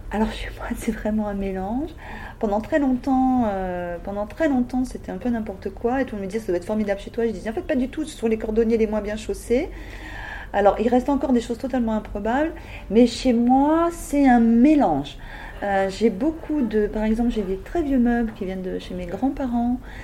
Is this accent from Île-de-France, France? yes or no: yes; Paris, Île-de-France, France; moved away as an adult; now in Nord, France; je suis parisienne, comme je te disais, de naissance. Je suis arrivée pour mes études textiles dans le Nord